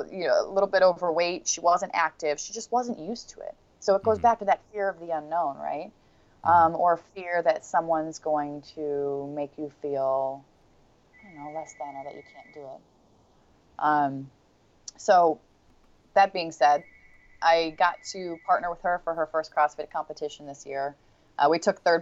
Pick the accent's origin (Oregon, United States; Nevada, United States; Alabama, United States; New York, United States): Oregon, United States; Portland; since I was like, I got to say 5 or 6 years old back in Portland, Oregon